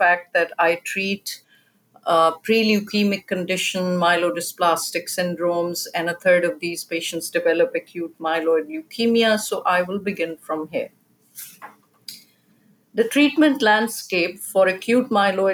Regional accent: Pakistan; moved away as an adult; now in United States; I grew up in Pakistan, a country where science education was not easily available at an advanced level

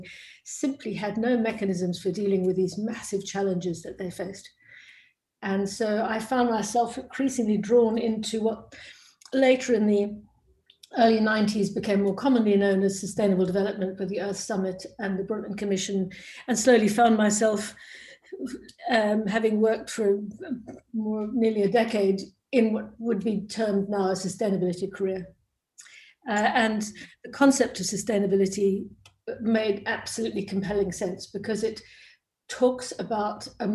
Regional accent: South Africa; born or raised there; moved away; also born or lived in Cambridge

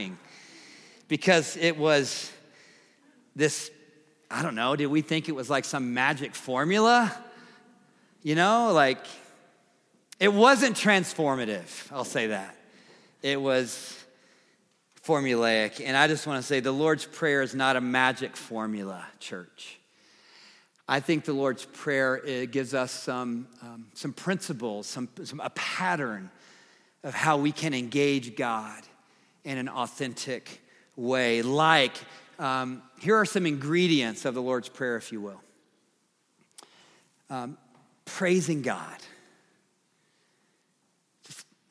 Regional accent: the South, United States; I'm from the South

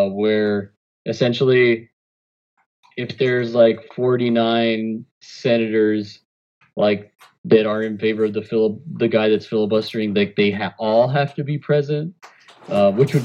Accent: Rio Grande City, Texas, United States; my hometown, Rio Grande City

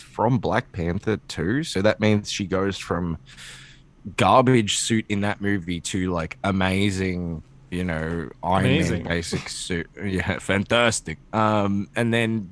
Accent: Australia; I'm Australian

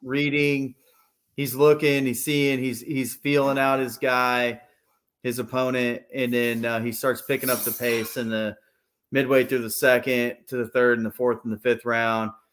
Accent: Pennsylvania, United States; moved away; also born or lived in Texas; I grew up in Pennsylvania before we moved to Texas.

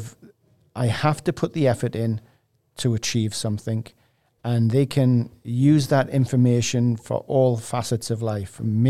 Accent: England, United Kingdom; I watched him as a kid growing up in England.

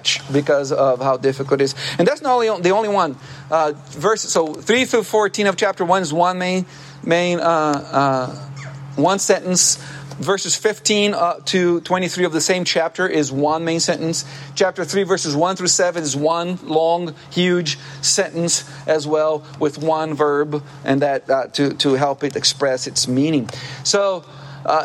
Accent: Brazil; moved away; I used to work as a lifeguard growing up in Brazil on the beach, the ocean

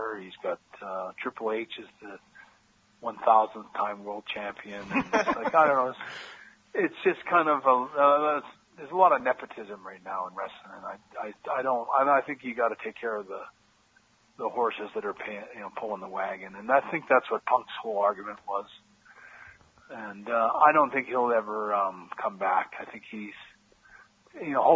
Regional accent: Canada; moved away; also born or lived in United States; I'm a Canadian guy

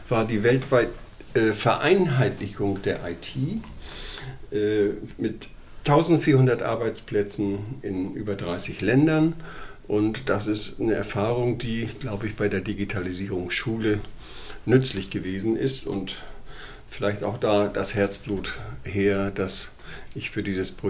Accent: Bokel, Germany; ich komme aus Bokel.

